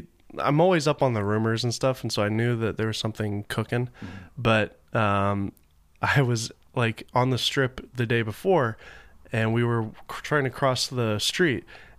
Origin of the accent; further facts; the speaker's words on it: Laguna Niguel, California, United States; all the way from Laguna Niguel, my hometown.